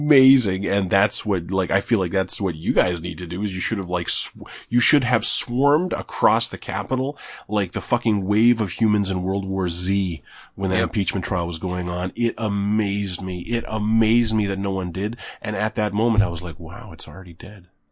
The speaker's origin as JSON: {"language": "English", "country": "Canada", "said": "I'm Canadian. I'm Canadian."}